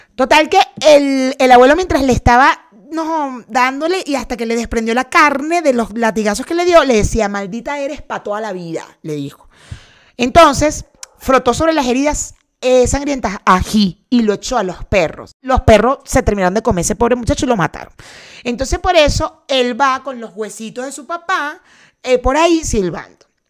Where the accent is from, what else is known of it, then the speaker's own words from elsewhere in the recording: Cumaná, Sucre, Venezuela; crecí en Cumaná